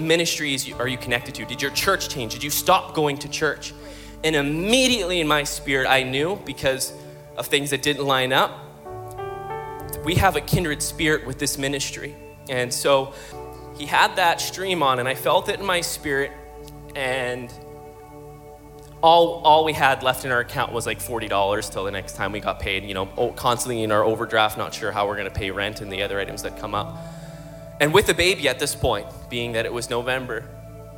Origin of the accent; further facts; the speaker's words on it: Calgary, Alberta, Canada; We're from Calgary, Alberta